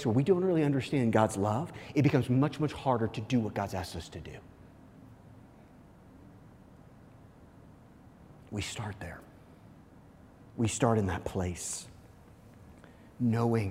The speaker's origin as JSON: {"language": "English", "town": "Kansas City", "region": "Missouri", "country": "United States", "tie": "born or raised there", "said": "I actually grew up in Missouri, but very close to the Kansas line"}